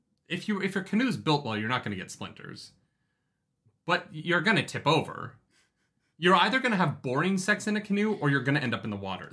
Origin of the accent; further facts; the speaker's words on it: Canada; like we're Canadian.